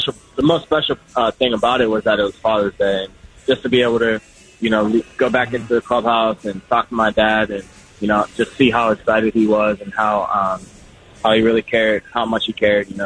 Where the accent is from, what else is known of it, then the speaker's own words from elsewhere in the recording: Pittsburgh, Pennsylvania, United States; I'm from Pittsburgh